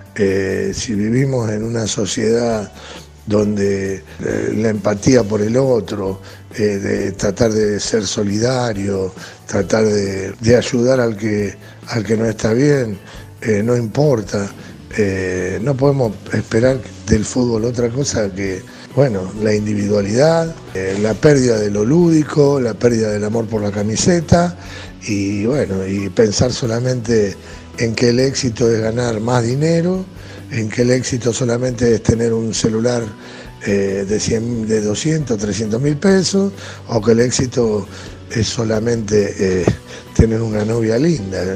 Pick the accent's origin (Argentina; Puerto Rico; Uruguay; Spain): Argentina; como argentino